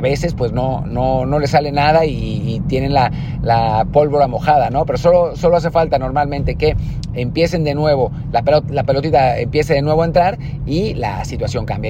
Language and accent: Spanish; Mexico